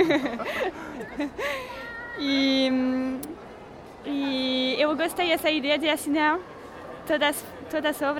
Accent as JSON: {"language": "Portuguese", "country": "France", "accent": "French", "second_language": "Portuguese", "moved": "yes", "said": "eu sou francesa, por isso que tenho um sotaque"}